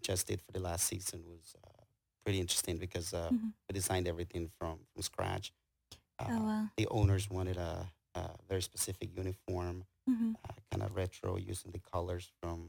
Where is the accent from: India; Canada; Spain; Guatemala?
Guatemala; moved away as an adult; now in Houston, United States; I was born in Guatemala and my parents were farmers. So I grew up near a farm. So we grew up in the field a lot, not a lot, but we worked outside.